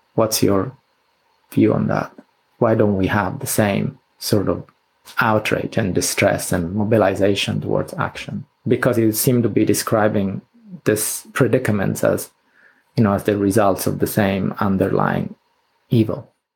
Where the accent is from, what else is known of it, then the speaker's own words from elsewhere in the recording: Sicily, Italy; moved away; I was a teenager and I grew up in Sicily